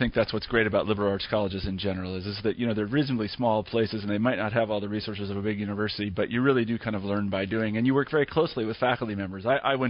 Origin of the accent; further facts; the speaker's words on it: Kansas, United States; now in Iowa, United States; I grew up in Kansas